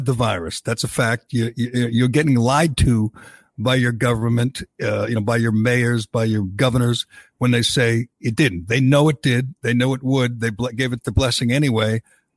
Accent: Massachusetts, United States; I grew up in Massachusetts

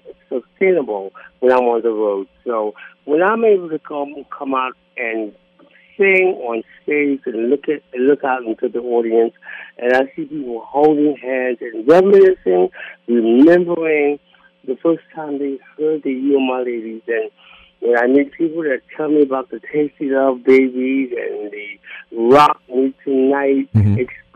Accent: New York City, New York, United States; born and raised in Harlem

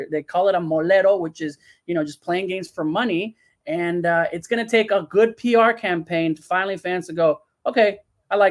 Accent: León, Guanajuato, Mexico; Leon, my team, my hometown team

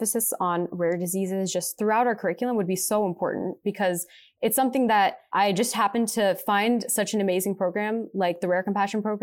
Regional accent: Pittsburgh, Pennsylvania, United States; moved away as an adult; now in Cleveland, United States; I'm originally from Pittsburgh, Pennsylvania

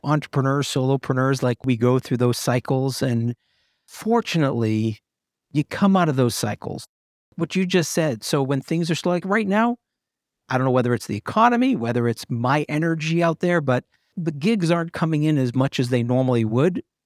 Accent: New England, United States; moved away; I'm originally from New England

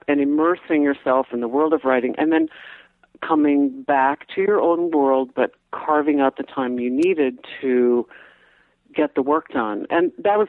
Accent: Davenport, Iowa, United States; moved away as an adult; also born or lived in Sweden; I come from Iowa, okay? So I'm coming from Davenport, Iowa

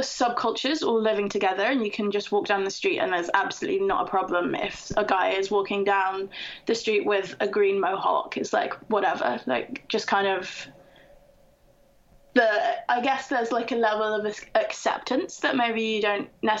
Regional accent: Camden Town, London, United Kingdom; But I was born and raised in Camden Town, and then I went to university in the north of England, and I only realized how lucky I was to live in Camden Town until I went away.

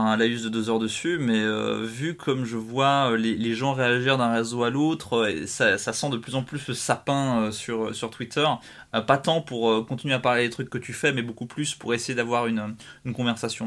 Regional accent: Switzerland; je suis suisse

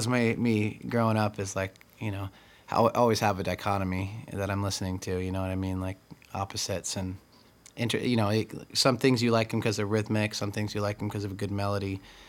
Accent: Tri-Cities, Washington, United States; born or raised there; also born or lived in California / Texas / Colorado / Okinawa

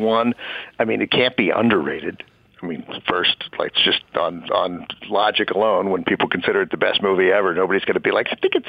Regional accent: Washington, District of Columbia, United States; But first, I grew up in Washington, D.C.

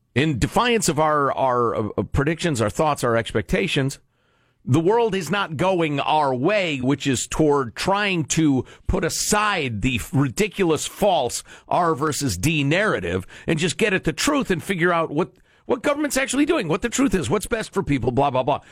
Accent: Chicago, Illinois, United States; moved away; I'm from Chicago. I grew up wearing flannel so I wouldn't get frostbite on my nipples.

